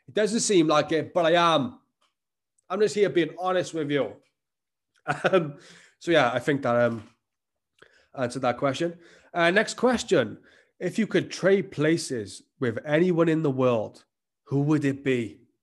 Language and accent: English; the Welsh valleys, Wales, United Kingdom; I live growing up in the Welsh valleys, places like that, where, like, these, like, small towns